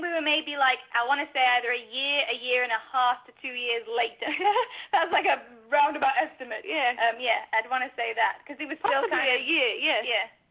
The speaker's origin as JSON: {"language": "English", "town": "Stockport", "region": "North West England", "country": "United Kingdom", "said": "We are from Stockport, England"}